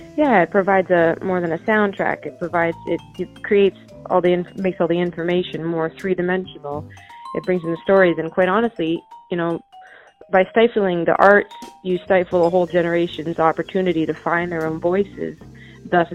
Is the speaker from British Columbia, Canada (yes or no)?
yes; Chilliwack, British Columbia, Canada; I grew up in uh, British Columbia, Canada, uh, about 90 miles east of Vancouver, so way on the west coast, and it's from in a town called Chilliwack